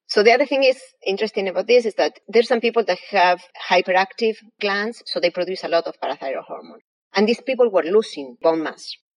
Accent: Argentina; English is a second language; moved away as an adult; now in United States; You may infer by my accent, I was not born here. I was born in Argentina. I came to the States 21 years ago

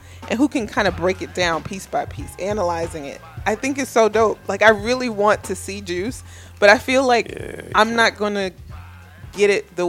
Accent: New York City, New York, United States; also born or lived in Washington, D.C.; I was born in Brooklyn, yes.

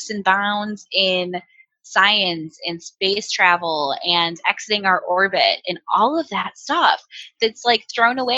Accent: United States; we're American

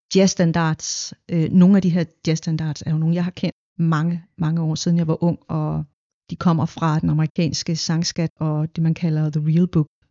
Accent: Denmark; jeg er en del af den her nordiske lyd, fordi jeg er opvokset her

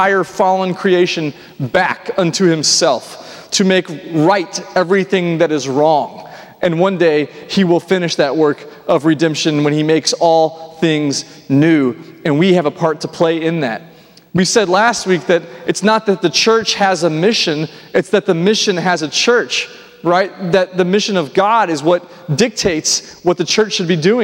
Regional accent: Nashville, Tennessee, United States; I grew up here in Nashville

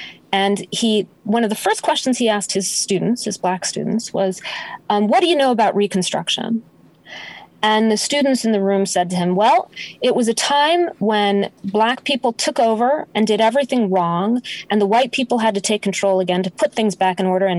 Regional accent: Denver, Colorado, United States; born there; I was born in Denver, Colorado. My parents were divorced when I was 9 months old. My mom raised me as a single mom, and she kind of couldn't sit still. So we moved all over the place.

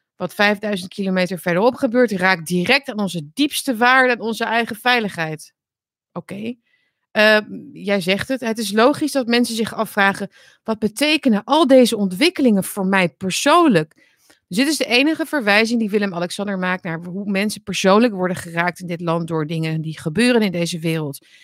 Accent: Netherlands; Nederland, ons land

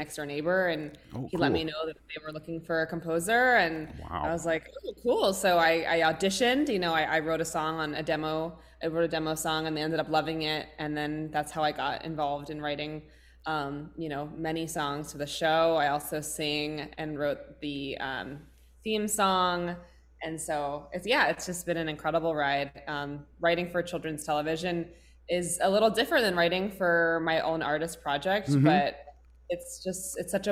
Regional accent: New York City, New York, United States; now in Long Beach, United States; born and raised in New York City, and currently live in Long Beach, California

